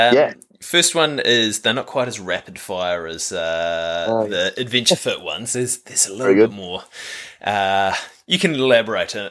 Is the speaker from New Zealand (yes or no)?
yes; New Zealand; growing up in New Zealand